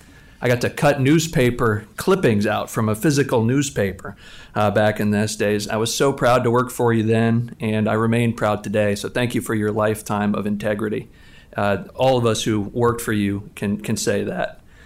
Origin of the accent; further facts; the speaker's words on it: Texas, United States; And more importantly, was the senator from the great state of Texas, my home state.